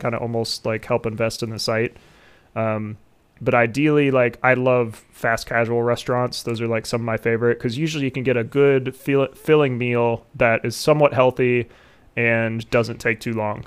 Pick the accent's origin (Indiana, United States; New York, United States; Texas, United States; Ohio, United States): Ohio, United States; my home state